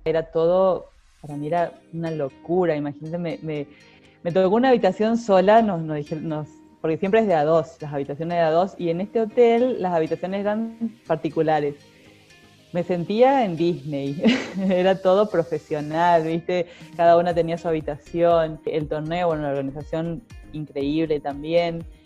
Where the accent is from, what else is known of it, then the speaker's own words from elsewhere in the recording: Argentina; soy muy argentina.